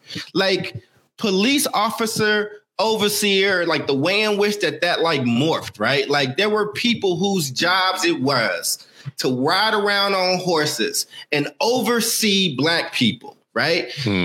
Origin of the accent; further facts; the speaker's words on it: Maywood, Illinois, United States; born there; I was born in Maywood, Illinois. Okay. It's a suburb of Chicago